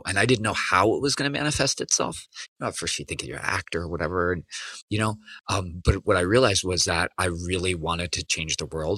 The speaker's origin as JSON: {"language": "English", "area": "Hudson Valley", "region": "New York", "country": "United States", "tie": "born or raised there", "said": "I grew up in the Hudson Valley"}